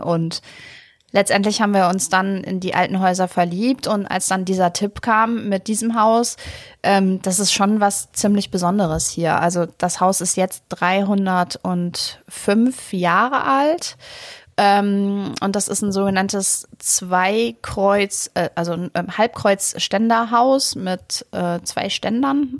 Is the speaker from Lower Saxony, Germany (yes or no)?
yes; Bad Essen, Lower Saxony, Germany; moved away; also born or lived in Hamburg; Ich komme also. aus einem kleinen Fachwerkstädtchen Bad Essen